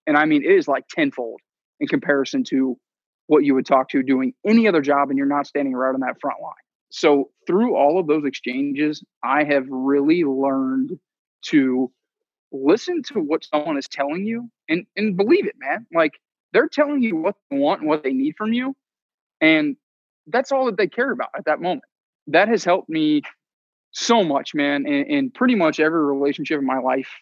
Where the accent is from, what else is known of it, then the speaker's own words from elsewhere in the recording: just south of Cincinnati, Kentucky, United States; moved away as an adult; I grew up in Kentucky, um, just south of Cincinnati